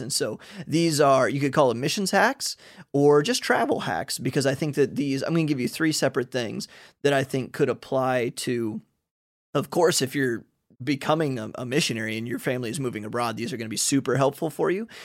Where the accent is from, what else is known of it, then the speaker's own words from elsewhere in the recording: Ohio, United States; moved away as an adult; now in Hungary; I'm from Ohio